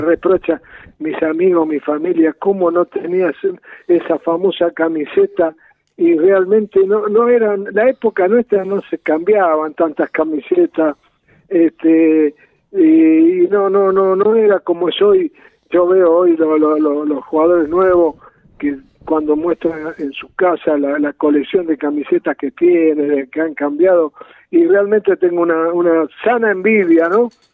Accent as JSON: {"language": "Spanish", "town": "Las Parejas", "region": "Santa Fe", "country": "Argentina", "tie": "born or raised there", "also_born_or_lived": "Villa Urquiza, Buenos Aires", "moved": "yes", "lives_now": "Buenos Aires, Argentina", "said": "de pibe, en las parejas, en mi pueblo, de chico"}